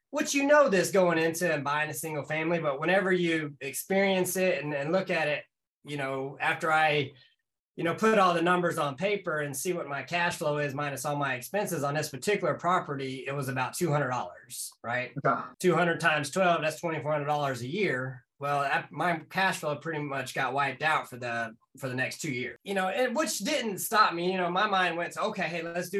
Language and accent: English; North Carolina, United States; Born and raised in North Carolina